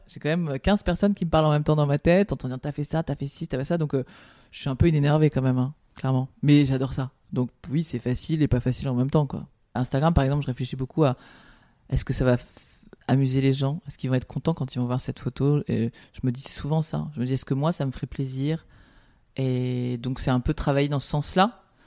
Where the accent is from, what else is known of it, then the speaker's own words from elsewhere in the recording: Paris, Île-de-France, France; je suis parisienne, je suis née à Paris, euh, je, je ne connais que Paris